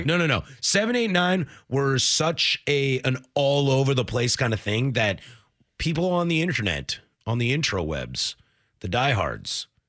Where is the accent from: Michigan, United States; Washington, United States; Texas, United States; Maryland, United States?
Washington, United States; Vancouver; also born or lived in Spokane; I lived in Spokane and then I grew up in Vancouver